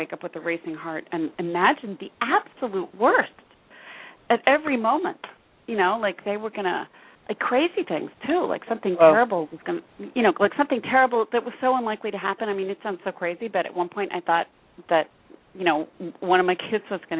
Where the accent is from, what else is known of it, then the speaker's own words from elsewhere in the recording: West Coast, United States; I'm from the West Coast